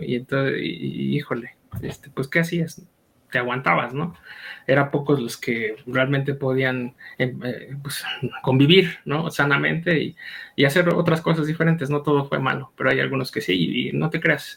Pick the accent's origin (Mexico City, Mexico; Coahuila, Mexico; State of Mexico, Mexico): State of Mexico, Mexico; moved away as an adult; also born or lived in Lolotla, Hidalgo / Chalco, State of Mexico; now in Pachuca, Mexico; por cuestiones de, del trabajo de mi papá migramos y este, yo crecí en el Estado de México.